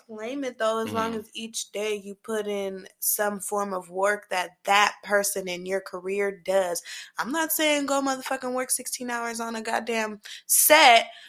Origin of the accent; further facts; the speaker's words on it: Sacramento, California, United States; moved away as an adult; now in Los Angeles, United States; my hometown of Sacramento.